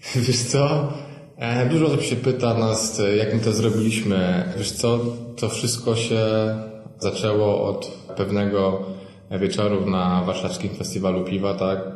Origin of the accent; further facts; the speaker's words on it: West Pomeranian Voivodeship, Poland; Pochodzę z miejscowości w województwie zachodniopomorskim